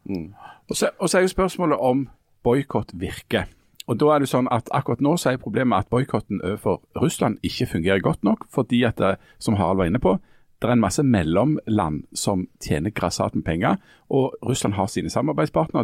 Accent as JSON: {"language": "Norwegian", "town": "Bryne", "region": "Rogaland", "country": "Norway", "tie": "born or raised there", "said": "søsteren min hadde lenge en, en håndskreven lapp hjemme på Bryne på, på badedøra si"}